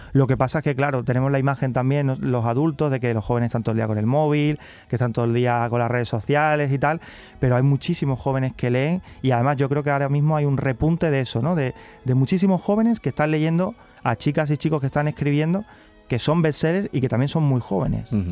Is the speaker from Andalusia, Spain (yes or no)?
yes; Carmona, Andalusia, Spain; also born or lived in Seville; yo soy de Carmona, pero venía mucho a Sevilla porque mis abuelos vivían en Sevilla